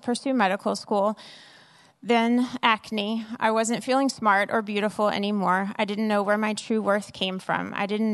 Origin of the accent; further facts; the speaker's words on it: New Orleans, Louisiana, United States; I, too, am from New Orleans. I grew up with a single mom